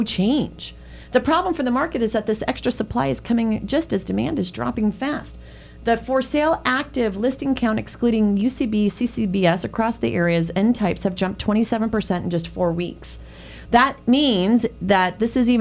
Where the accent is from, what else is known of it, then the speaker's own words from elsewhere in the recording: San Francisco, California, United States; moved away; I grew up in San Francisco